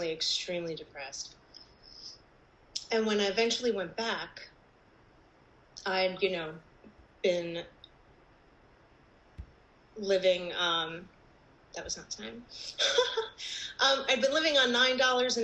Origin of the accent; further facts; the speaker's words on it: New Jersey, United States; I'm from New Jersey